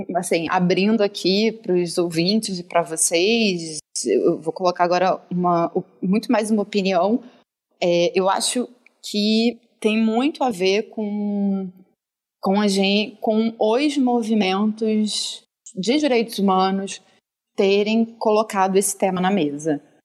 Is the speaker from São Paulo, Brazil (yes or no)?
no; Rio de Janeiro, Brazil; eu sou do, do Rio, carioca